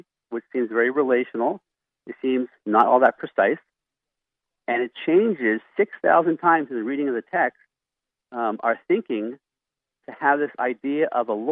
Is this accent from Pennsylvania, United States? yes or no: yes; Philadelphia, Pennsylvania, United States; moved away as an adult; now in Montana, United States; I'm from Philadelphia. I thought until I was 18 years old and went to Bible college that there were only about 100 Christians in Philadelphia because that's how many Christians went to my church.